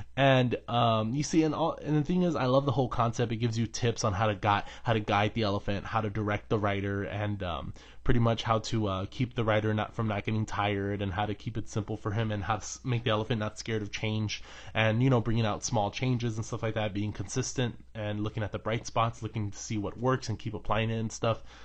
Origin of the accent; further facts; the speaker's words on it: United States; I'm an American